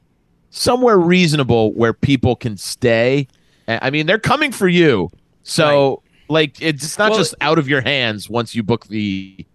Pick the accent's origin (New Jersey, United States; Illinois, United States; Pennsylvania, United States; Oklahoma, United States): New Jersey, United States; Absolutely. It's my home state. I know it well.